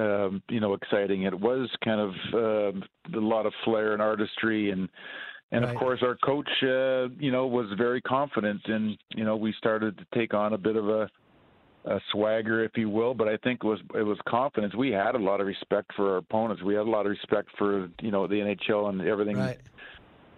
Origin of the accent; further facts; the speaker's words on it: Edmonton, Alberta, Canada; my hometown, Edmonton